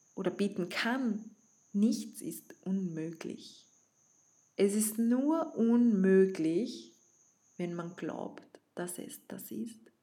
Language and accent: German; Vienna, Austria; accent: Viennese; ich komme von Wien, ich spreche teilweise in Dialekt